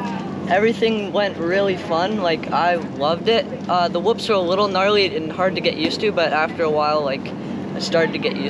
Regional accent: Revelstoke, British Columbia, Canada; I just turned 15, and I'm from Revelstoke, BC.

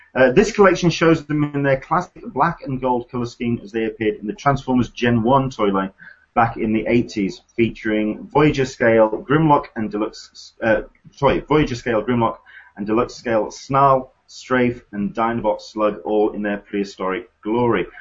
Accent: United Kingdom; as a Brit

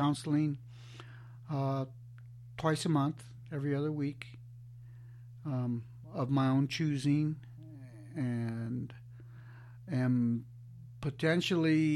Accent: Alamosa, Colorado, United States; also born or lived in Denver; I'm from Alamosa, Colorado

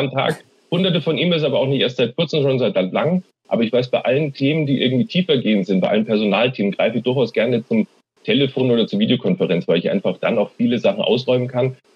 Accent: Munich, Bavaria, Germany; born there; äh, gebürtiger Münchner und jetzt seit äh, zehn Jahren geschäftsführender Vizepräsident und Chief Information Officer der TU München.

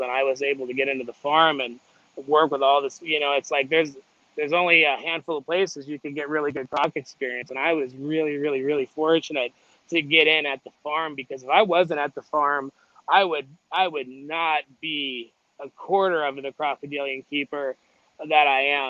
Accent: Las Vegas, Nevada, United States; moved away; I grew up in Las Vegas

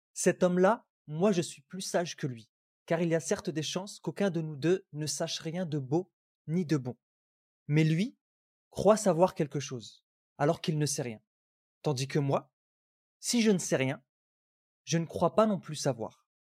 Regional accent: Algeria; Je viens mmh d'Algérie.

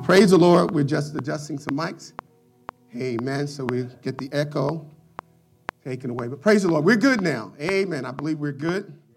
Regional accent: Philadelphia, Pennsylvania, United States; As a young child growing up in Philadelphia

